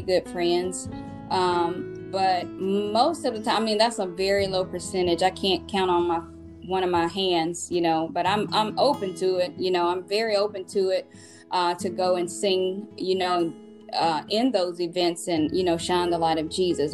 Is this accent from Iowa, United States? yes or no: no; Mississippi, United States; I'm from Mississippi